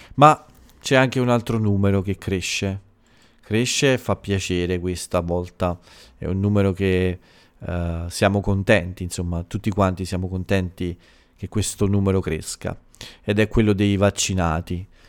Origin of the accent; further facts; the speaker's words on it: Italy; dal mio paese